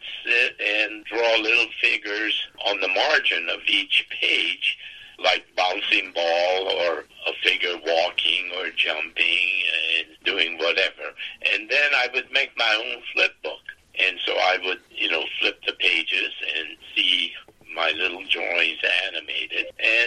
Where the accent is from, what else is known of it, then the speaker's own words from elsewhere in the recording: San Francisco, California, United States; I hail from San Francisco. And since I was 5 years old, I always had the desire to become a cartoonist